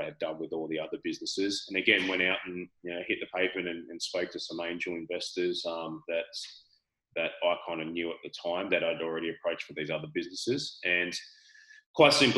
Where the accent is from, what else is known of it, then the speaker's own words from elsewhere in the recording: Australia; accent: Australian; I'm speaking Australian